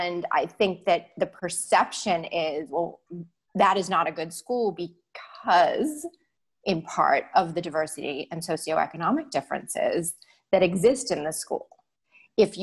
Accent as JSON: {"language": "English", "region": "Massachusetts", "country": "United States", "tie": "born or raised there", "said": "I was raised in Massachusetts"}